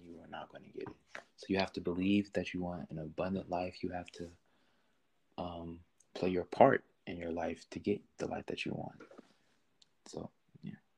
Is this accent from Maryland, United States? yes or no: yes; Maryland, United States; I grew up in with both of my parents in a nice home in Maryland